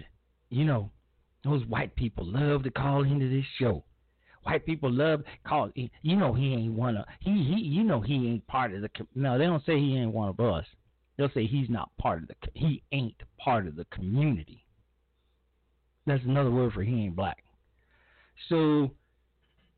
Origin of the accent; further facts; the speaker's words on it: Chicago, Illinois, United States; moved away; my hometown of Chicago